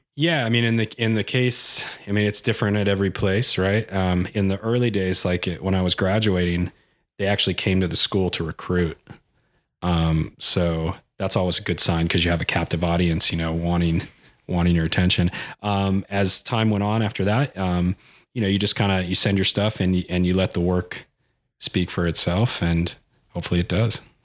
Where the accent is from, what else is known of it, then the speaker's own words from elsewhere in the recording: El Cajon, California, United States; I grew up in, uh, Ocahoone, California, which is, uh, kind of a suburb in, uh, San Diego.